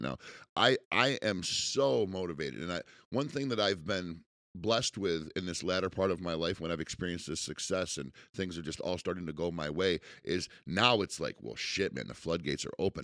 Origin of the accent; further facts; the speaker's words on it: United States; as an American